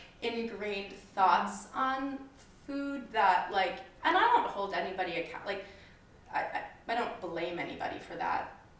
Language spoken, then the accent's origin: English; Midwest, United States; now in New York City, United States; I'm from the Midwest